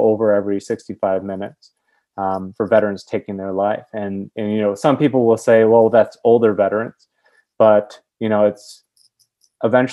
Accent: Milwaukee, Wisconsin, United States; I'm from Milwaukee, Wisconsin

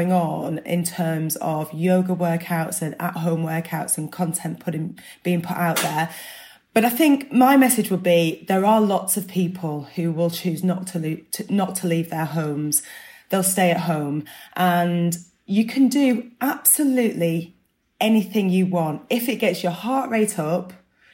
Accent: Burnley, North West England, United Kingdom; I'm from Burnley, where people have about 40 cups of tea a day

